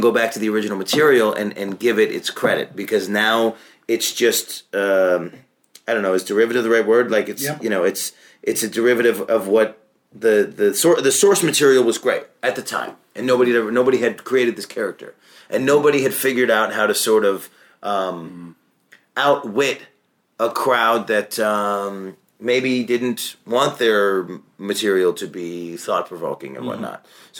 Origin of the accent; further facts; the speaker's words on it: Syracuse, New York, United States; Syracuse, New York.